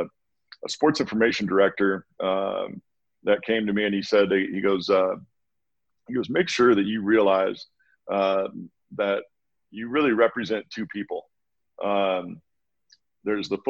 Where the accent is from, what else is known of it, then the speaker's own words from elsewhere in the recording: Walla Walla, Washington, United States; moved away as an adult; now in Bend, United States; my little hometown, Walla Walla, Washington, that I grew up